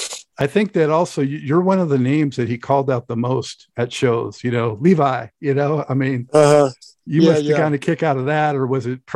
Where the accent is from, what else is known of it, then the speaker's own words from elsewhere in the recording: Los Angeles, California, United States; I'm from Los Angeles